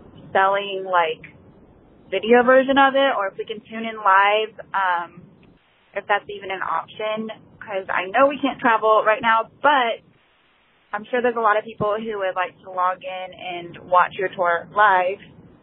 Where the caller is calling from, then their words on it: South Carolina, United States; I am calling from South Carolina.